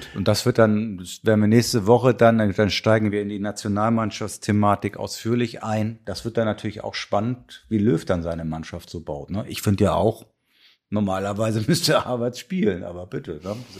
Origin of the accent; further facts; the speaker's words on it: Kiel, Schleswig-Holstein, Germany; ich komme nun mal aus Kiel gebürtig